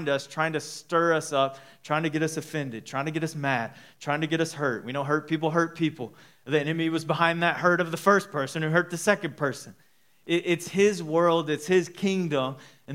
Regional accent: Dallas, Texas, United States; moved away as an adult; now in Midland, United States; We're from Dallas-Fort Worth, so my parents live there, her parents live there.

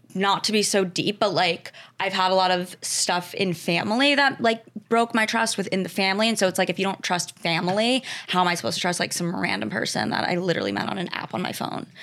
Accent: Westchester, New York, United States; Grew up in Westchester, New York.

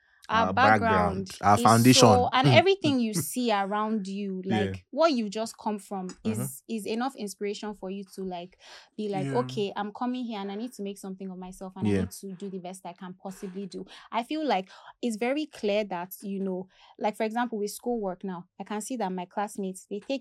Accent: Nigeria; I'm a Nigerian.

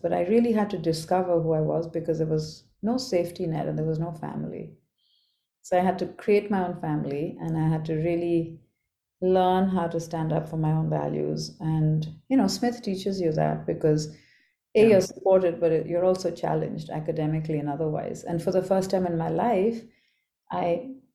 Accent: Kolkata, West Bengal, India; I grew up as the youngest of three girls in Calcutta. So my teen years, early childhood and teen years were spent growing up in Calcutta.

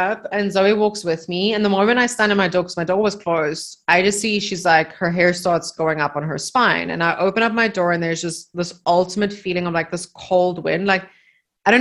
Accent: Namibia; moved away; in the house that we grew up in Namibia

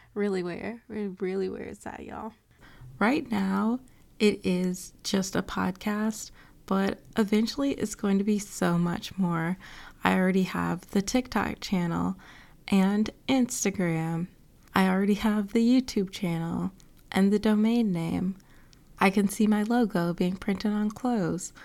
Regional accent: Atlanta, Georgia, United States; I was born and raised in Atlanta

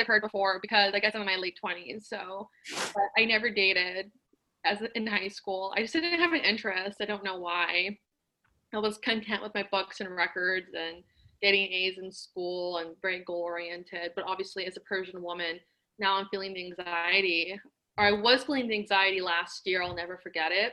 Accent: Los Angeles, California, United States; I'm Iranian. I was born in Encino, so I'm a Valley girl as well.

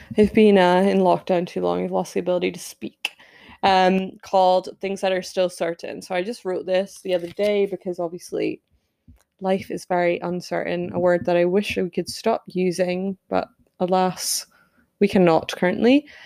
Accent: Scotland, United Kingdom; I'm Scottish

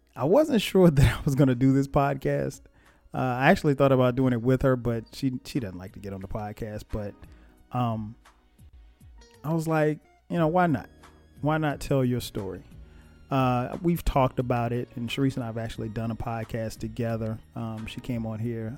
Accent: Florence, South Carolina, United States; also born or lived in East Orange, New Jersey; I was born in East Orange, New Jersey. And, um, but I grew up in Florence, South Carolina

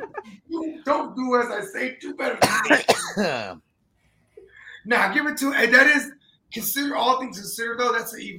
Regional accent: Northern California, United States; I'm from Northern Cali

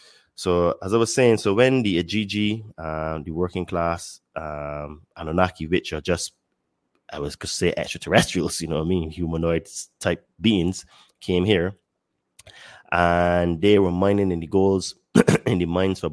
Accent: Barbados; now in Mexico; I live in Mexico, but I'm originally from Barbados.

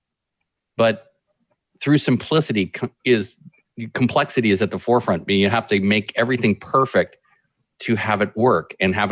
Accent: Berkeley, California, United States; I grew up in Berkeley also

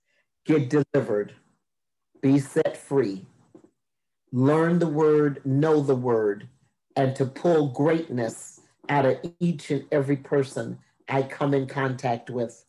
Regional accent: Minneapolis, Minnesota, United States; also born or lived in Oklahoma / Texas; I am from Minneapolis, Minnesota, by way of Oklahoma and Texas.

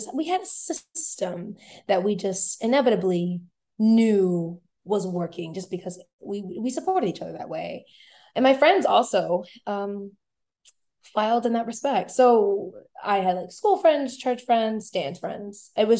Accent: New Orleans, Louisiana, United States; I grew up like not only as a church kid, but very involved in school, like being a cheerleader

